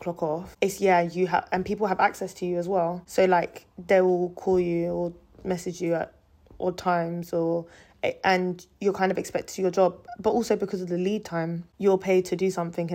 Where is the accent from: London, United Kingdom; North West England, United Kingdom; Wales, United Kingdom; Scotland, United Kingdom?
London, United Kingdom; I was born and raised in London